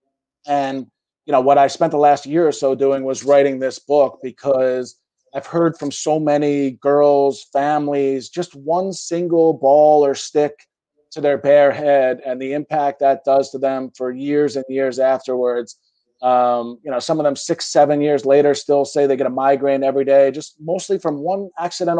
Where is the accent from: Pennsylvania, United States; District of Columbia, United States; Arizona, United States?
Pennsylvania, United States; Philadelphia; I grew up in Center City, Philadelphia